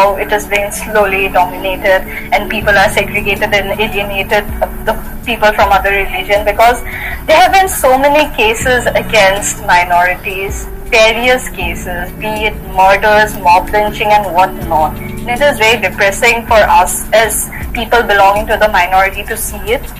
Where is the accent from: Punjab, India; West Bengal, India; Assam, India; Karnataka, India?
Assam, India; I am from Assam. Assam is in the northeast of India.